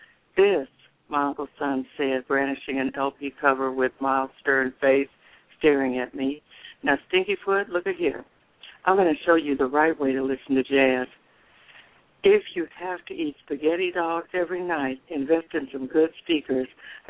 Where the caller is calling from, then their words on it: Dallas, Texas, United States; Dallas, Texas.